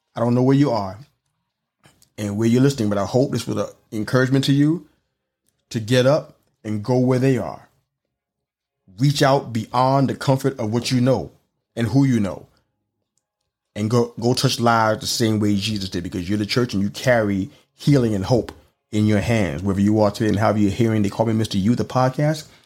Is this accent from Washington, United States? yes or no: no; New York City, New York, United States; moved away; growing up in New York City